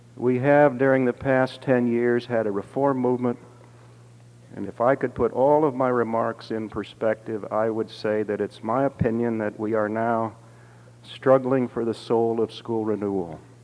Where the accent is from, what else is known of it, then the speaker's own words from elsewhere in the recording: Dayton, Ohio, United States; growing up in Dayton, Ohio